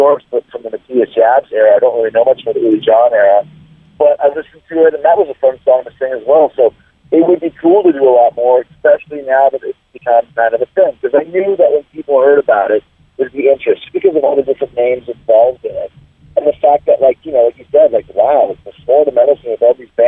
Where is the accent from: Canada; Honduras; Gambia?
Canada; now in Tampa, United States; growing up in Canada